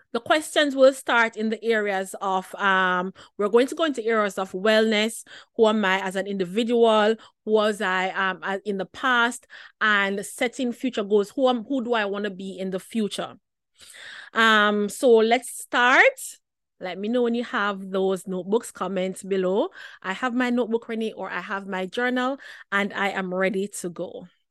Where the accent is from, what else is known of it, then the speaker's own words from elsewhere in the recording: Jamaica; as a teen girl growing up in Jamaica